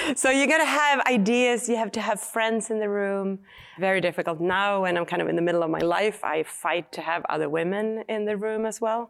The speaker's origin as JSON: {"language": "English", "country": "Sweden", "tie": "born or raised there", "second_language": "English", "moved": "as an adult", "lives_now": "United States", "said": "I grew up in Sweden"}